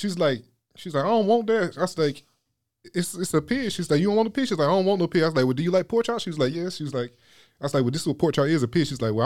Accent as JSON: {"language": "English", "town": "Wilson", "region": "North Carolina", "country": "United States", "said": "I'm from Wilson, North Carolina."}